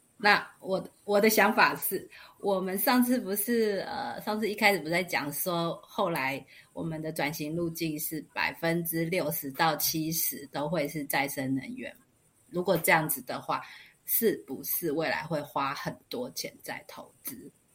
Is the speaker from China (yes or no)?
no; Taiwan; 我们台湾小国寡民的